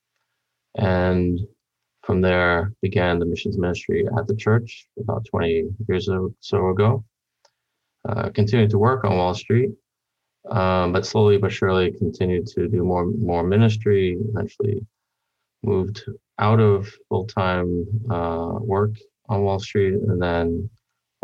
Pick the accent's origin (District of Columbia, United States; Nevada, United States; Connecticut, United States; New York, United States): New York, United States; New York City; My family is originally from Korea, and I was born here in Brooklyn, New York, where I grew up.